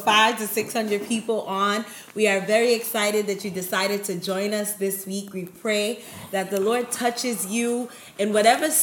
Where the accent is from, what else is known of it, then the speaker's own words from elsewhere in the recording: New York City, New York, United States; also born or lived in Buffalo; I was born and raised in Brooklyn, New York